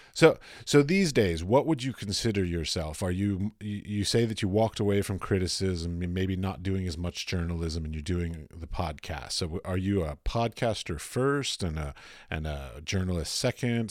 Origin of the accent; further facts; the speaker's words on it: Arlington, Virginia, United States; I grew up in Arlington